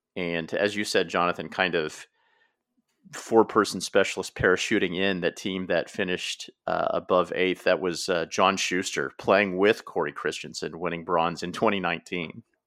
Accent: United States; I am an American

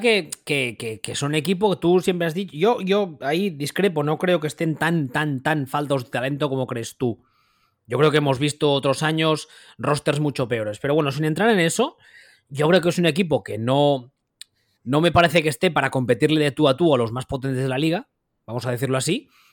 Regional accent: Catalonia, Spain; aquí siendo catalán y viviendo aquí, toda la vida lo he oído

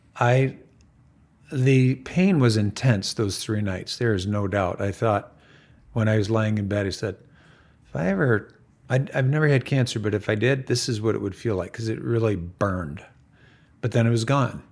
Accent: Farmington, United States; I grew up in Farmington, and we grew up on a dirt road before Farmington was a posh suburb

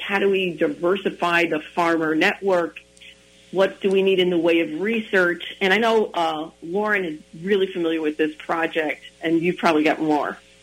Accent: New York City, New York, United States; moved away; also born or lived in Spanish Harlem / Staten Island; I grew up in the South Bronx, in the tenements of the South Bronx

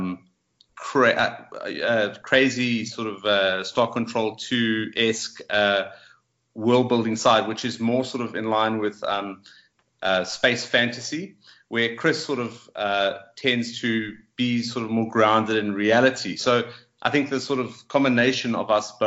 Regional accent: Johannesburg, Gauteng, South Africa; moved away as an adult; now in Cape Town, South Africa; we're originally from Johannesburg, which is sort of the main commerce city in South Africa. And we moved down to Cape Town a couple of years ago

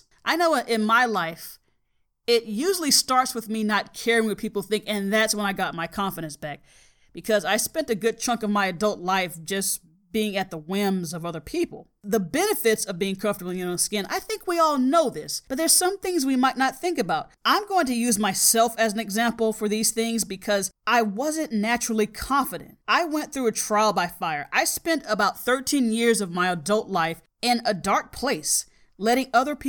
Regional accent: the South, United States; And I'm telling him, yes, I am from the South.

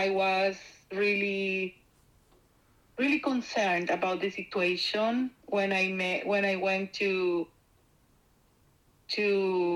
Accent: Mexico; moved away; I am from Mexico

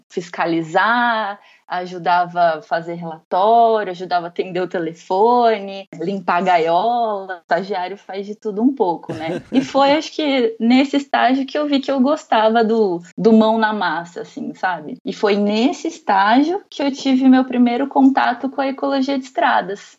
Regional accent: Bauru, São Paulo, Brazil; moved away as an adult; eu sou de Bauru, interior do estado de São Paulo

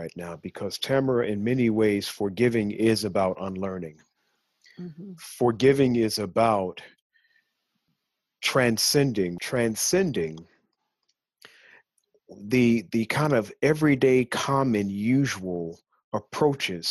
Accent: Chicago, Illinois, United States; At the age of 12, growing up in Chicago

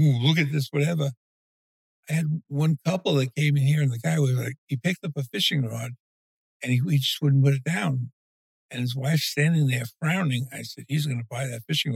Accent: New York City, New York, United States; moved away as an adult; now in St. James City, United States; I started out as a child growing up in East New York, Brooklyn, Catholic upbringing

